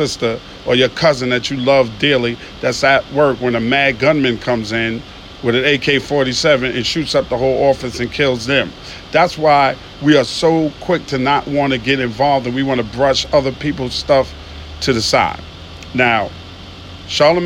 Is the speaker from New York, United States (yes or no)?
yes; New York City, New York, United States; now in Atlanta, United States; I'm from Queens, New York